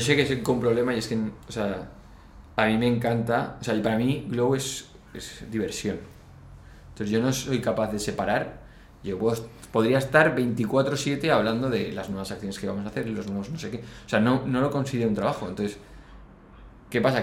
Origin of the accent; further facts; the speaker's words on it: Valencia, Valencian Community, Spain; nosotros de Valencia